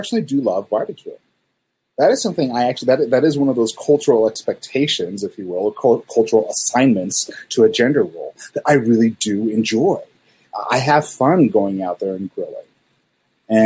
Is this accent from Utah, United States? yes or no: yes; Salt Lake City, Utah, United States; growing up in Salt Lake City, everybody here is, well, used to be Mormon